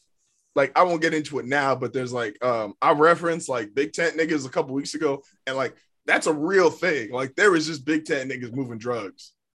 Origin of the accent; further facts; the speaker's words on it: La Mesa, California, United States; now in El Cajon, United States; I live in El Cajon now. I'm technically from La Mesa. I'm from the table.